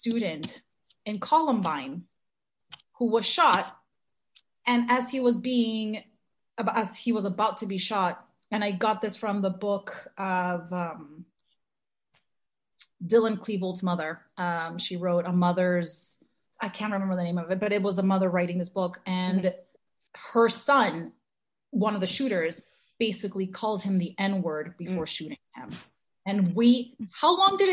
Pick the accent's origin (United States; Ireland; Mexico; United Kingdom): Mexico; Mexico City; moved away; we grew up in Mexico, and we weren't growing up in Mexico in like the nicest times Mexico City has ever seen